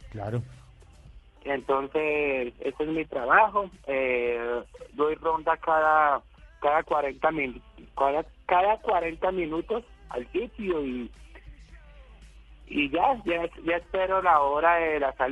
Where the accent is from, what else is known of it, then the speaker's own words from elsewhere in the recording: Cali, Valle del Cauca, Colombia; yo soy de tierra caliente, yo soy de Cali Valle, soy caleño.